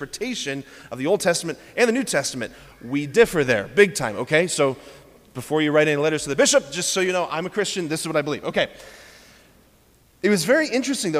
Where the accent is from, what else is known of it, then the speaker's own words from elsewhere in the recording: Hudson, United States; moved away; my hometown in Hudson